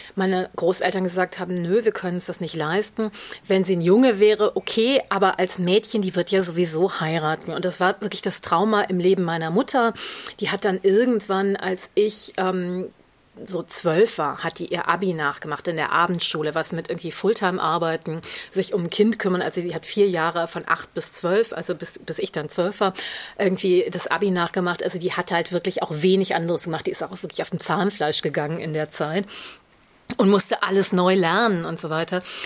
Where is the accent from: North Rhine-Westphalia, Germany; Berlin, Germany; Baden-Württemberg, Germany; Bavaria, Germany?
North Rhine-Westphalia, Germany; Düsseldorf; first language German; in Düsseldorf, also meiner Heimatstadt